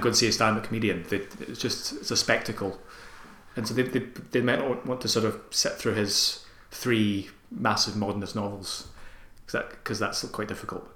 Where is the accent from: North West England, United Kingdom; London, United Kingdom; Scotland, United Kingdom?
Scotland, United Kingdom; Armadale; I'm from Armadale, which is a couple of towns down from Airdrie